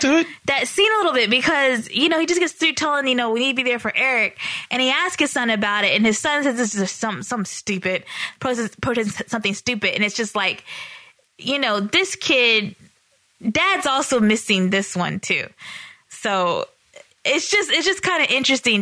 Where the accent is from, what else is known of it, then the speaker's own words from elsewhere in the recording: the South, United States; we're from the South